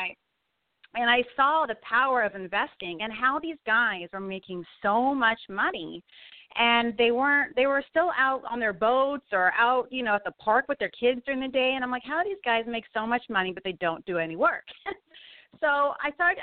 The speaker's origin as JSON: {"language": "English", "region": "Southern California", "country": "United States", "said": "I'm originally from Southern California."}